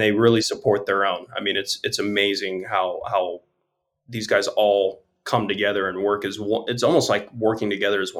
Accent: Las Vegas, Nevada, United States; I'm from Vegas

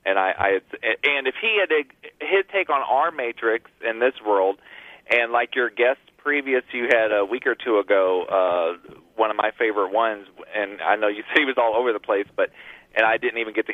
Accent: Missouri, United States; now in Florida, United States; I'm originally from Missouri, I've been in Florida since 2008

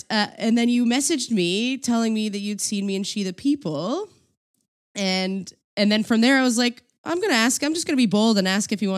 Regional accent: East Coast, United States; You can swear on this podcast. Who cares? I'm from the East Coast.

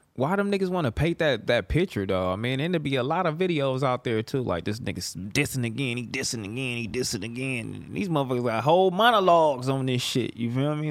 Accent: Los Angeles, California, United States; I'm from Fig to Vermont

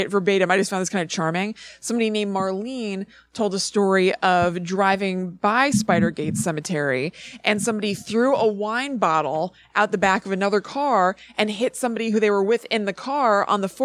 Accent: Highland Park, New Jersey, United States; I'm from Highland Park, NJ.

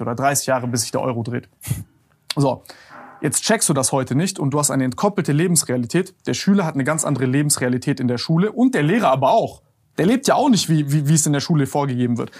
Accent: Germany; wir als Deutsche in Deutschland

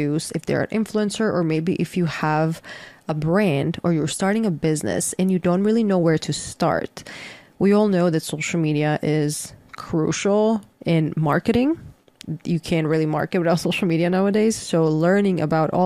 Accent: Croatia; moved away; I'm currently in my home country, Croatia

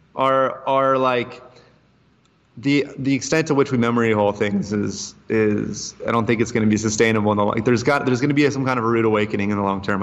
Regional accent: United States; moved away; also born or lived in Asia / Brazil; as an American

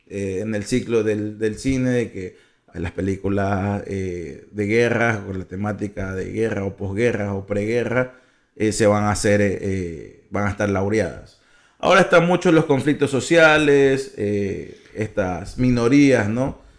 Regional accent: Ecuador; Nosotros, como ecuatorianos

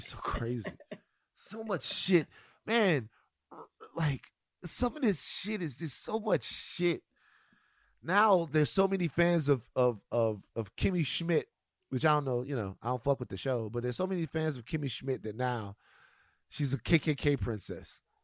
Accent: Louisiana, United States; the Mardi Gras situation um, that goes on goes on in my home state

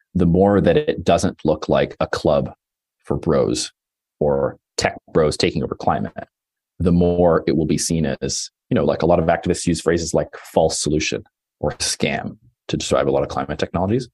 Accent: Toronto, Ontario, Canada; now in Los Angeles, United States; I live in LA and I'm from Toronto.

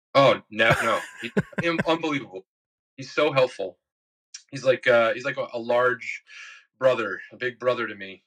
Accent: New York City, New York, United States; I'm from Bayside, Queens

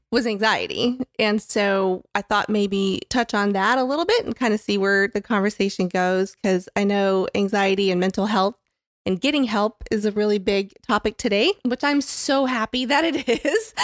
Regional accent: Tampa, Florida, United States; I grew up in Tampa, Florida

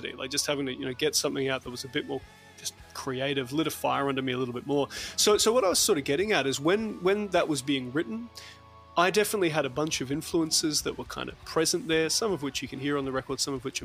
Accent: New Zealand; I grew up in New Zealand. I'm a dual citizen.

